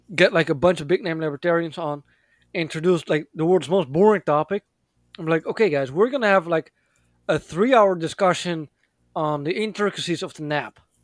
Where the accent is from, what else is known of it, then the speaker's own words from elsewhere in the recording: Netherlands; moved away; I was born and raised in the Netherlands